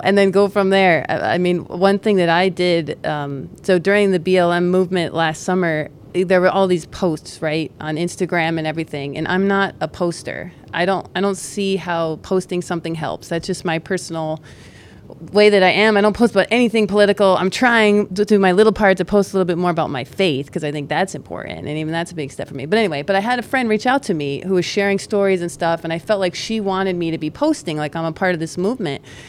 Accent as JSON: {"language": "English", "town": "Greenwich", "region": "Connecticut", "country": "United States", "tie": "born or raised there", "said": "I'm from Greenwich"}